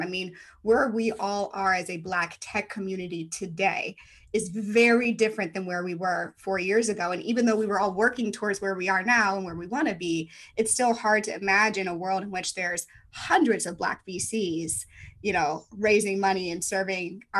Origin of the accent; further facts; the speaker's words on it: St. Louis, Missouri, United States; moved away; I'm from St. Louis, born and bred, never thought I'd leave